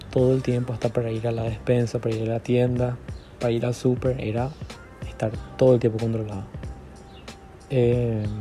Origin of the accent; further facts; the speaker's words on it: Encarnación, Itapúa, Paraguay; tengo 21 años, soy de Encarnación Paraguay